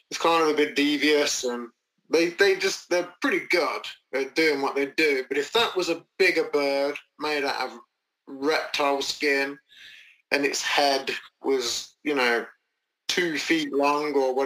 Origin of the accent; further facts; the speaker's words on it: England, United Kingdom; As English people